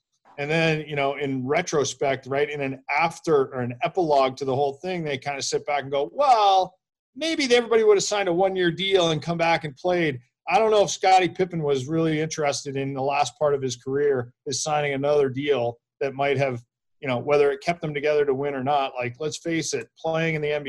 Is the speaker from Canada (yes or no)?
yes; Canada; we're all Canadian